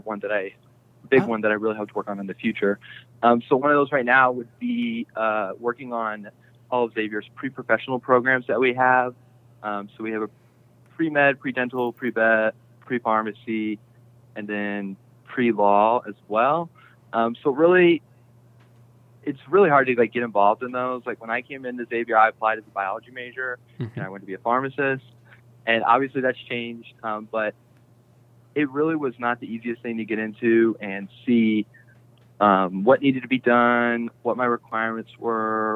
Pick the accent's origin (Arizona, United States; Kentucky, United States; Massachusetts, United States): Kentucky, United States; Crestwood; I'm from Crestwood, Kentucky